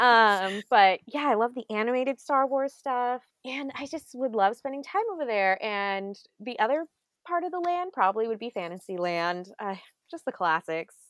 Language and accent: English; Southern California, United States; I grew up in SoCal, but funny enough, and actually I, like, lived probably twenty-five minutes from Disneyland